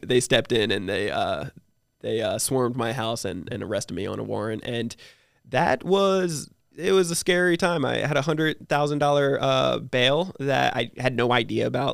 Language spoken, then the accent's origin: English; New Jersey, United States; now in San Diego, United States; I live in San Diego, but, um, I, I'm originally from New Jersey. So grew up in New Jersey